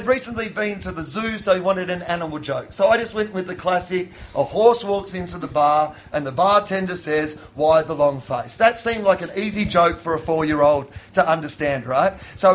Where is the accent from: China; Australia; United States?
Australia; Sale, Victoria; I grew up in the country as well, and my hometown, well, the big town near us was 2,000 people, but where I'm from was about 150 people